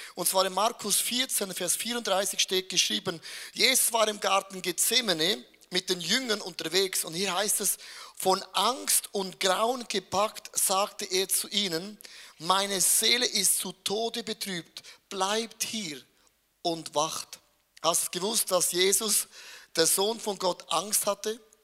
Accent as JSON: {"language": "German", "country": "Switzerland", "said": "ich bin als ein Schweizer"}